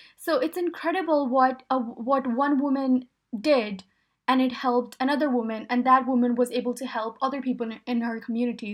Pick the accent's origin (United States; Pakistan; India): Pakistan; moved away; I grew up in Pakistan